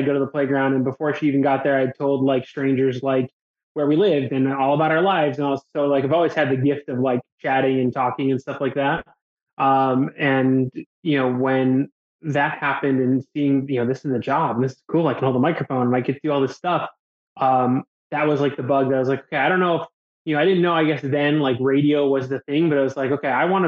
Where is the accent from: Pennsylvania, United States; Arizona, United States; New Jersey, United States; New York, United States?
New York, United States; Buffalo; now in Jacksonville, United States; Born and raised in Buffalo, New York